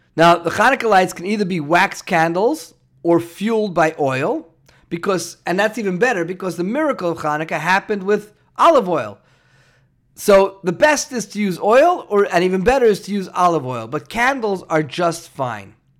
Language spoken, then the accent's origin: English; New York City, New York, United States; moved away; where I grew up in New York and Brooklyn, there were big high rise buildings